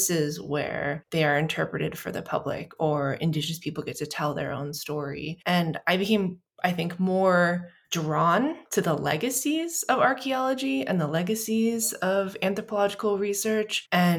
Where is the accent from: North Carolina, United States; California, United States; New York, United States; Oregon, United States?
North Carolina, United States; also born or lived in Missouri; And I grew up in North Carolina and Missouri and kind of a whole bunch of other places. We moved around a bit.